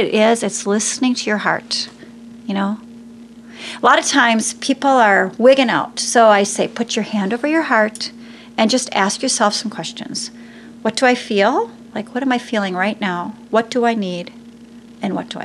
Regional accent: Wisconsin, United States; I'm a cheesehead from Wisconsin.

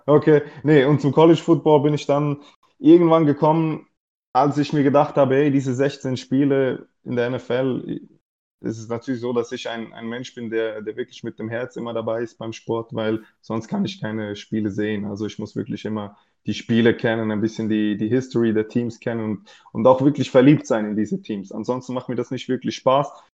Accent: Switzerland; ich komme aus der Schweiz

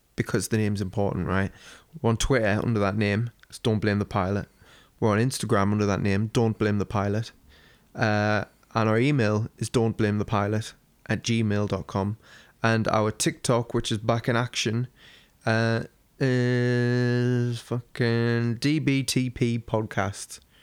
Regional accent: United Kingdom; me being British

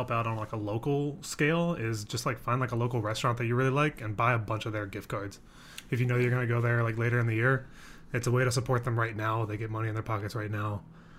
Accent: Virginia, United States; now in Austin, United States; I'm 26, not from Texas. I'm from Virginia. I have a lot of family from Texas, though, which is what brought me here.

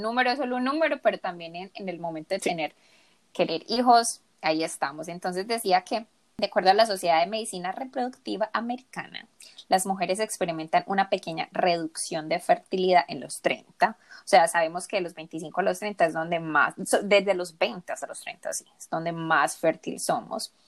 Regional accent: Colombia; also born or lived in South Korea; yo me crié en Colombia, en un ambiente muy latino

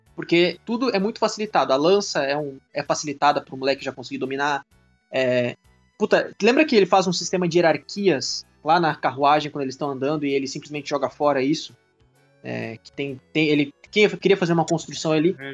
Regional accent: Brazil; eu sou brasileiro

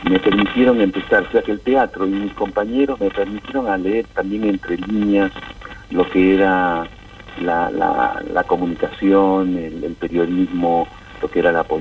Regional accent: La Plata, Buenos Aires Province, Argentina; born there; also born or lived in Peru; yo nací en La Plata, en hospital, en el Hospital San Martín de La Plata. Mis abuelos son de la, de la zona de 53 y 22, en la ciudad de La Plata eh, nací allá y, bueno, y volvía como argentino a estudiar en la universidad pública.

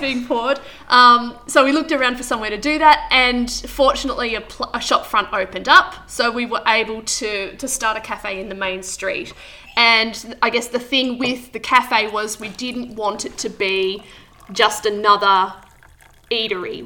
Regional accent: Wangaratta, Victoria, Australia; also born or lived in Goulburn Valley; now in Yackandandah, Australia; I'm from Wangaratta, so I grew up in Wangaratta

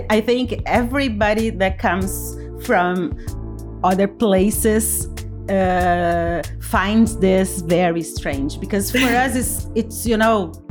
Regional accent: Salt Lake City, Utah, United States; I'm from Salt Lake City, Utah.

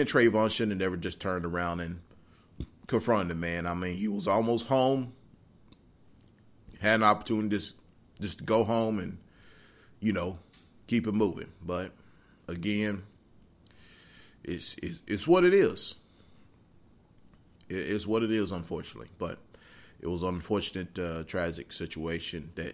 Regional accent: Midwest, United States; we're from the Midwest

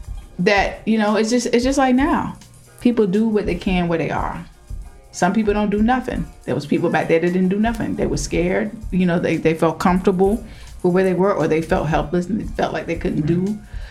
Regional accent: the South, United States; You know, people make fun of how we talk, particularly if we're like from the South and stuff like that too.

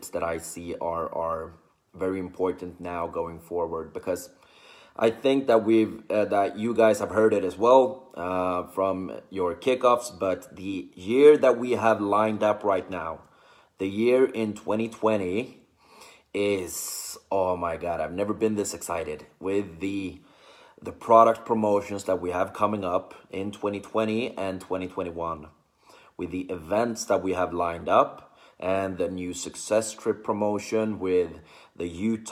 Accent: Sweden; I'm from Sweden

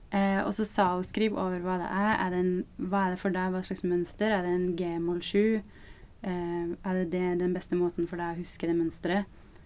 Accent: Flekkefjord, Agder, Norway; moved away; når jeg var hjemme i Flekkefjord nå

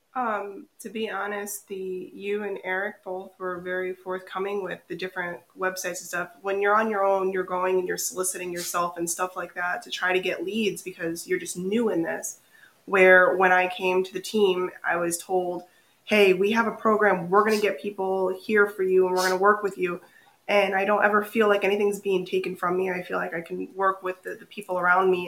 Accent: Naugatuck, Connecticut, United States; am from Connecticut. Uh, I was born and raised in Naugatuck. I grew up in the valley my whole time

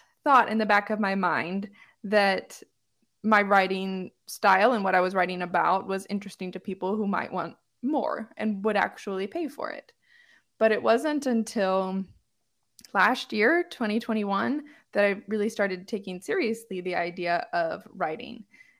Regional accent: Homewood, Illinois, United States; I grew up in a Chicago suburb of Illinois called Homewood

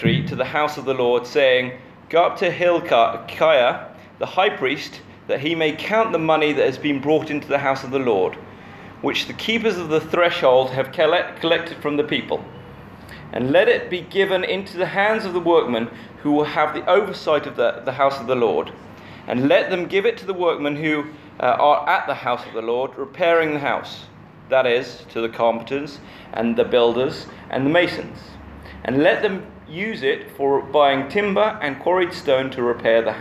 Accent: United Kingdom; as a British person

